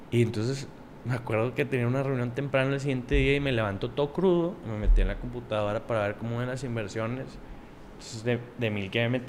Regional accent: Monterrey, Nuevo León, Mexico; aquí de Monterrey.

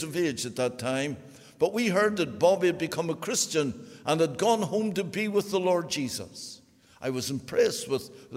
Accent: Belfast, Northern Ireland, United Kingdom; I was born on the Donegal Road in Belfast.

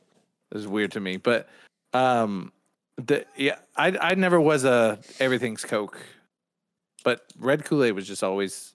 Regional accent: the South, United States; growing up in the South, that was what you called it. It's red Kool-Aid.

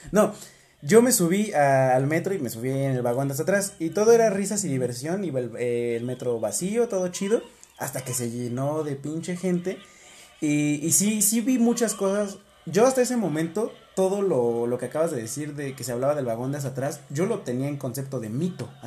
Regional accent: Mexico City, Mexico; yo soy de la ciudad, yo soy capitalino.

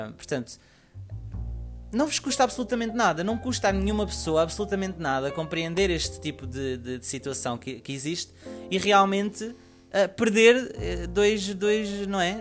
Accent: Portugal; Portugal, um, porque é o país onde eu, onde eu resido, onde eu nasci

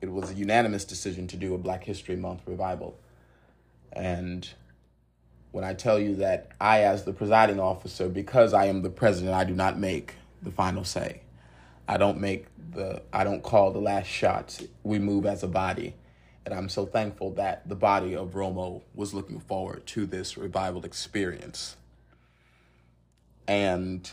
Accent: the South, United States; accent: pure country; I come from the South

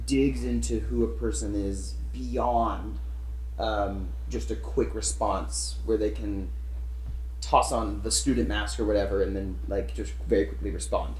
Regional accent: Arkansas, United States; moved away as an adult; also born or lived in Tennessee; now in California, United States; Originally from Arkansas, grew up there

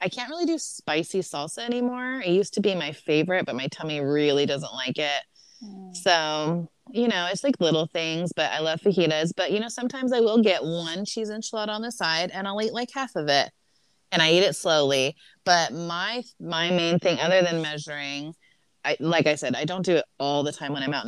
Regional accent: Southern California, United States; I'm from Southern California

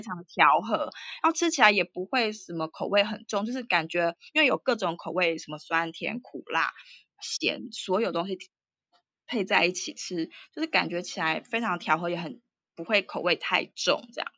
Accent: Taipei, Taiwan; moved away as an adult; also born or lived in United States / United Kingdom / Singapore; now in Bangkok, Thailand; 我是台湾台北人

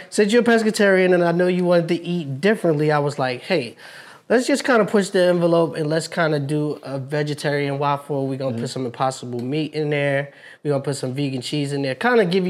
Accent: New York, United States; Yes, I'm from New York

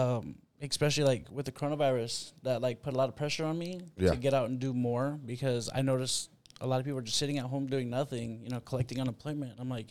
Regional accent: Bellevue, Nebraska, United States; moved away as an adult; now in San Antonio, United States; I was born and raised in a town called Bellevue, Nebraska.

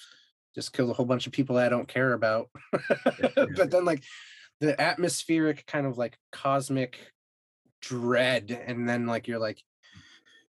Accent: New England, United States; now in Texas, United States; I grew up in New England and I live in Texas now.

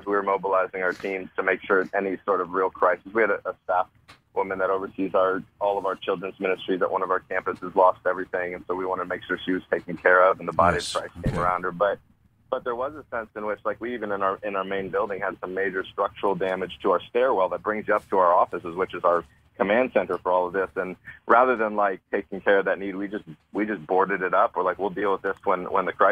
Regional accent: Sanibel, Florida, United States; My family and I grew up on Sanibel

